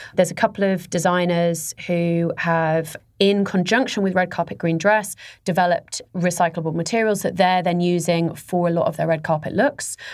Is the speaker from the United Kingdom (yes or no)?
yes; England, United Kingdom; moved away; I'm English